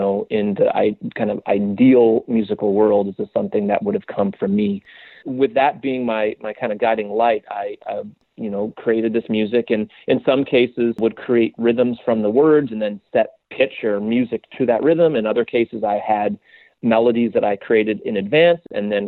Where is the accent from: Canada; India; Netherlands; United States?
United States; West Coast; now in New York, United States; I'm not a New Yorker. I grew up in very kind of very white bread, like sheltered suburban West Coast suburb